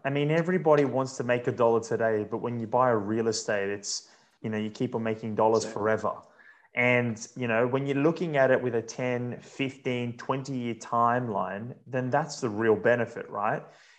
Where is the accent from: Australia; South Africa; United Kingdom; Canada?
Australia; as an Australian